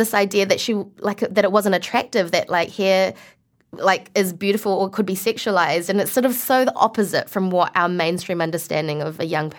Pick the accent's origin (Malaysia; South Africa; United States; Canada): Malaysia; like, my cousin, because we're from Malaysia, my cousin is Muslim.